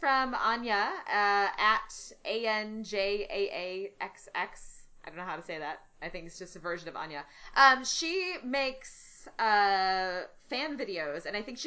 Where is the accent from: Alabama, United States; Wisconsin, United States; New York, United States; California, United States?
Wisconsin, United States; Madison; moved away as an adult; now in Mississippi, United States; I'm from Wisconsin too. I'm from Madison